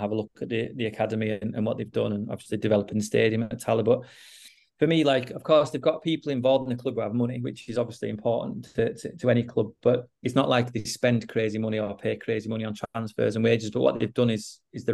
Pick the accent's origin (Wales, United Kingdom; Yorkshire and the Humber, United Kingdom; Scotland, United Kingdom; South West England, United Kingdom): Yorkshire and the Humber, United Kingdom; Huddersfield; moved away as an adult; also born or lived in Sweden; I was born and brought up in Huddersfield